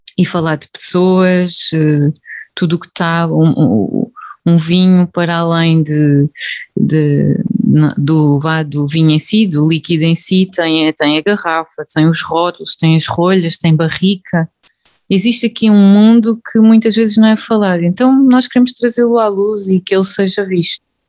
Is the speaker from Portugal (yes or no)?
yes; Évora, Alentejo, Portugal; moved away as an adult; now in North of Portugal, Portugal; Eu sou, sou alentejana, um, de Évora. Estou a viver neste momento no Norte